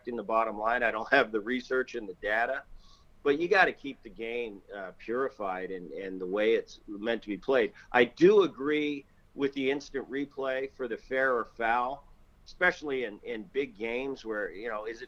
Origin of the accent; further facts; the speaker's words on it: New Jersey, United States; also born or lived in Philadelphia; we grew up in Jersey